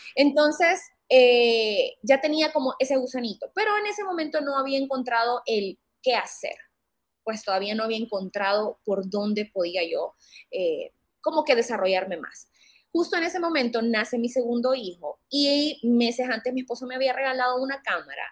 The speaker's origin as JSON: {"language": "Spanish", "country": "Honduras", "said": "soy una fotógrafa hondureña"}